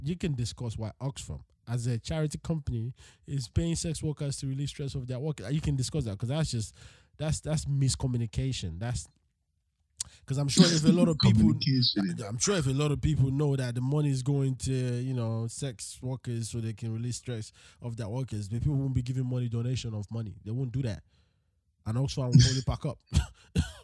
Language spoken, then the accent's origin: English; Nigeria; as a Nigerian, which country is in Africa